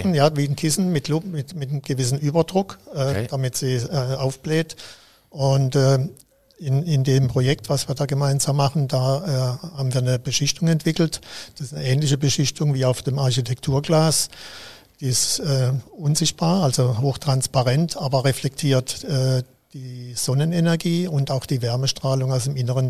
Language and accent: German; Lahr, Baden-Württemberg, Germany; also born or lived in Karlsruhe / Mainz / Freiburg; ich stamme aus La, gebürtig aus